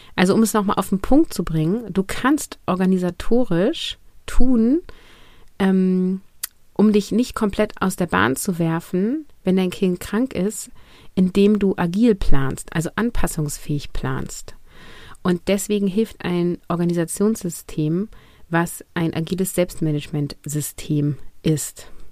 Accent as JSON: {"language": "German", "country": "Germany", "said": "hier bei uns in Deutschland"}